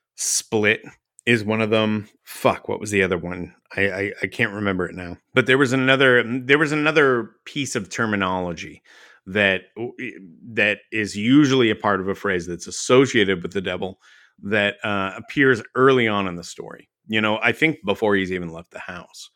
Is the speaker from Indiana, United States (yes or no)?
no; Dallas, Texas, United States; I grew up in Dallas